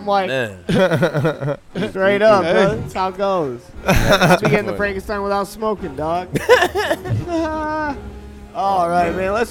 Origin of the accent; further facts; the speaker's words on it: Cleveland, Ohio, United States; I'm not Jewish, bro. I'm off. I don't know. I got no job. I'm from fucking Cleveland. I'm Irish Catholic, dog.